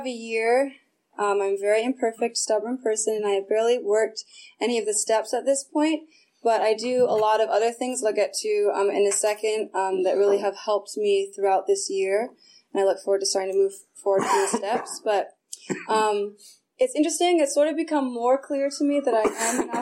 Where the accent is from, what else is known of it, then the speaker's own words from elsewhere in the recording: Sonoma County, California, United States; I grew up in Sonoma County, so you have to drive everywhere